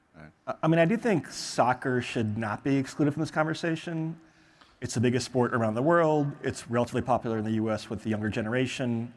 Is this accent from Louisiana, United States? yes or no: no; Michigan, United States; I'm from Michigan.